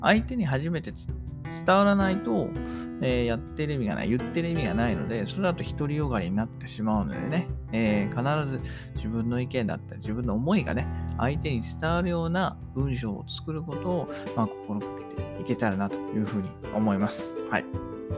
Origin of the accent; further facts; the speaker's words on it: Japan; first language Japanese; 母国語である我々だったら日本語